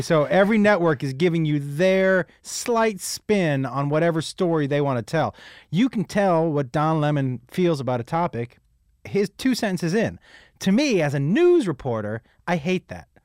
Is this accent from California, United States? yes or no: no; Massachusetts, United States; I grew up in Massachusetts